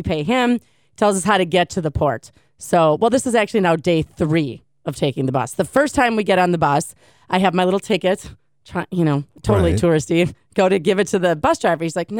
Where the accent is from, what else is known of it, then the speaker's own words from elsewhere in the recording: United States; I'm American.